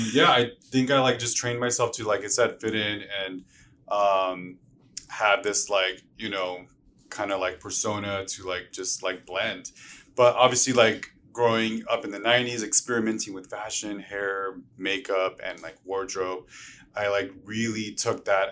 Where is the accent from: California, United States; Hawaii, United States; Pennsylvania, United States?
California, United States; Los Angeles; I'm from East LA, Boyle Heights, Native American, Mexican first generation